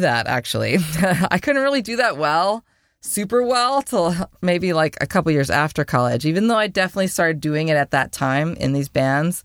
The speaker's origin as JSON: {"language": "English", "region": "Wisconsin", "country": "United States", "moved": "yes", "lives_now": "Las Vegas, United States", "said": "I'm from Wisconsin"}